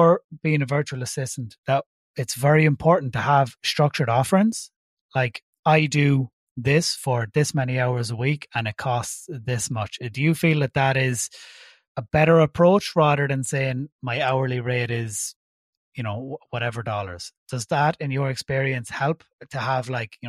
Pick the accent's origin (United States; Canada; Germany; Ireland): Ireland; accent: Irish; obviously I'm based in Ireland, in case you haven't guessed by my accent